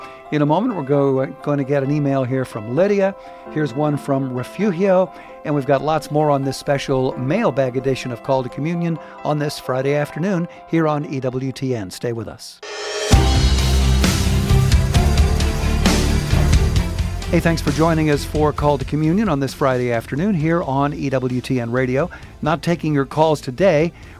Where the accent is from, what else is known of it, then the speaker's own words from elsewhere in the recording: Philippines; moved away as an adult; I am a Filipino immigrant. I'm accustomed to the Mass in the Philippines, which does not have this kind of practice during the Mass.